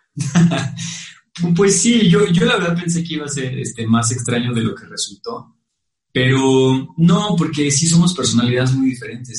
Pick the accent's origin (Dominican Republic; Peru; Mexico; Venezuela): Mexico